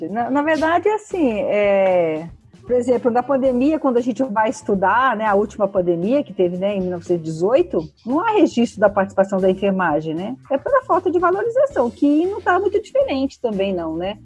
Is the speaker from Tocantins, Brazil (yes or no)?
no; São Paulo, Brazil; eu sou aqui de São Paulo